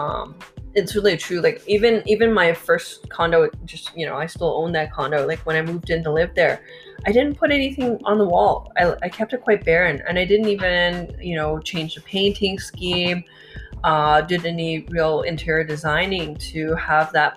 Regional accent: Vancouver, British Columbia, Canada; born or raised there

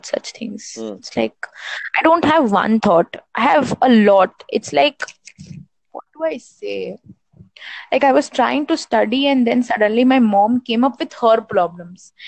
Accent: India; I am an Indian

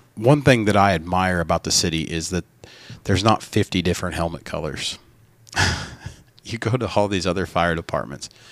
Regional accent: North Carolina, United States; we're from the South

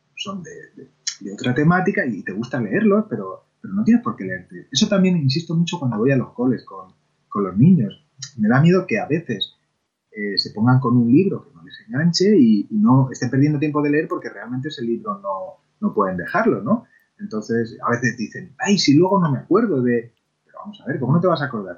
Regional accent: Argamasilla de Alba, Castilla-La Mancha, Spain; nací de hecho, en, la Ramasilla de Alba, y nací en la calle Azorín

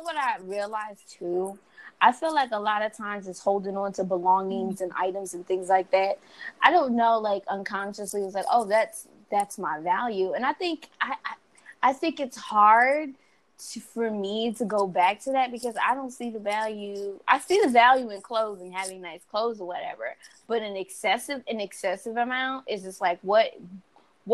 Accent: New York, United States; moved away; I come from New York

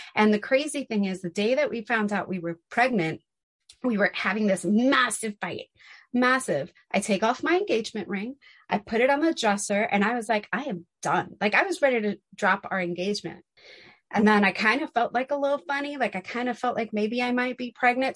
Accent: New York City, New York, United States; growing up in New York City, because he grew up in Manhattan as well. So growing up in New York City, we lived in apartments

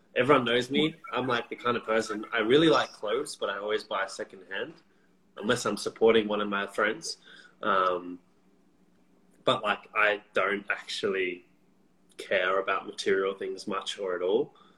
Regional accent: Canberra, Australian Capital Territory, Australia; my hometown, Canberra.

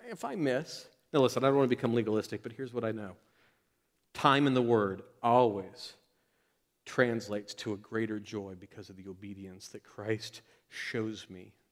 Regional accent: Florida, United States; I moved from Florida, where we have big gators. Y'all have big spiders here, like big, ugly spiders.

